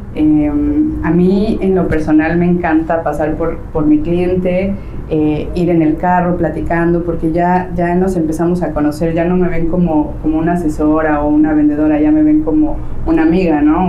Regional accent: Mexico City, Mexico; moved away as an adult; now in Playa del Carmen, Mexico; yo soy de la Ciudad de México, llevo aquí en Playa del Carmen alrededor de 10 años viviendo

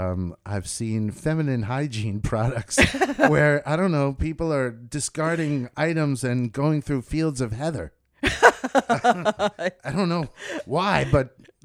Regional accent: United States; But even as an American

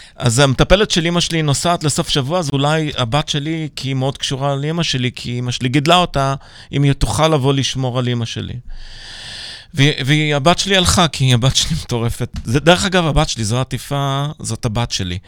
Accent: Petah Tikva, Central District, Israel; also born or lived in Pardes Hanna-Karkur / Manchester; נולדתי הרי בפתח תקווה

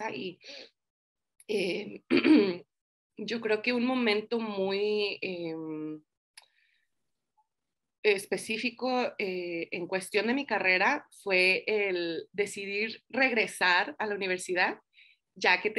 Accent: Los Angeles, California, United States; now in Denver, United States; bueno, yo crecí en Los Ángeles, California, ahorita estoy en Denver, Colorado. Hace cuatro años que vine aquí con mi esposo, igual buscando nuevas oportunidades

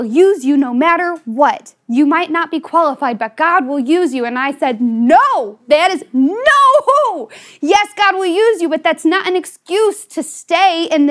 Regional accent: Southern Ohio, United States; also born or lived in West Virginia; I was born in West Virginia and raised in Southern Ohio.

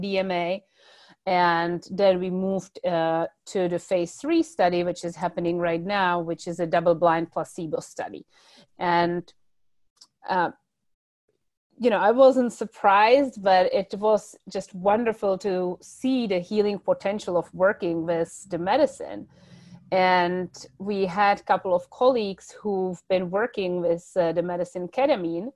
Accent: Czechia; moved away; I come originally from the Czech Republic

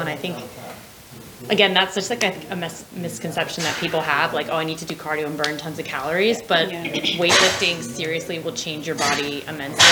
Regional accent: United States; moved away as an adult; also born or lived in Scotland; now in London, United Kingdom; I'm from America.

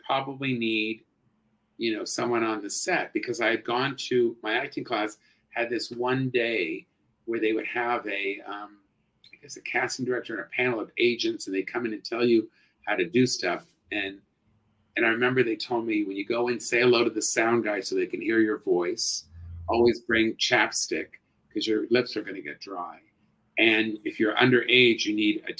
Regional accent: Los Angeles, California, United States; I grew up in Hollywood

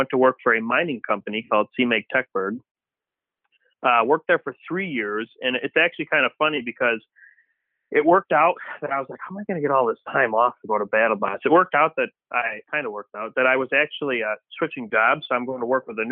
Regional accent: Antioch, Illinois, United States; I did grow up Antioch, Illinois, like right over the border in Wisconsin, in Trevor's parents' farm

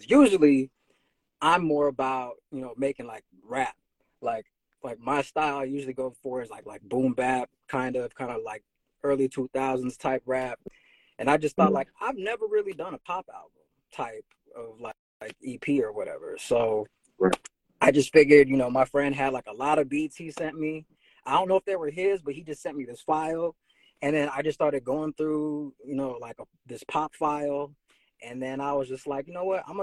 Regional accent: Fairfield, California, United States; moved away as an adult; now in Oakland, United States; I'm originally from Fairfield.

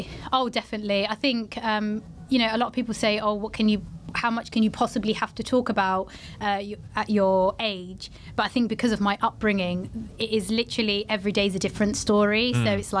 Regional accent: Portsmouth, South East England, United Kingdom; born or raised there

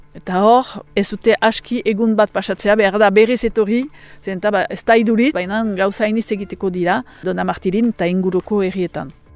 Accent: French Basque Country, Nouvelle-Aquitaine, France

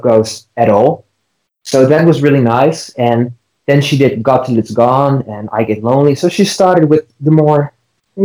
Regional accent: Netherlands; I'm from the Netherlands

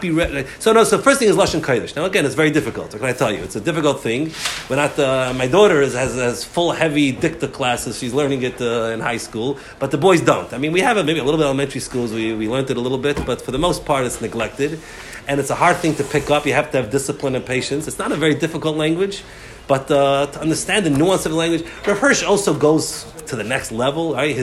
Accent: United States; we grew up in America. We're speaking English.

